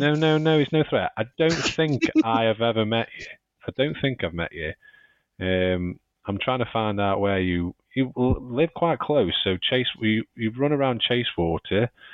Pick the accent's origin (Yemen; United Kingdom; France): United Kingdom; Stoke-on-Trent, West Midlands; I'm from Stoke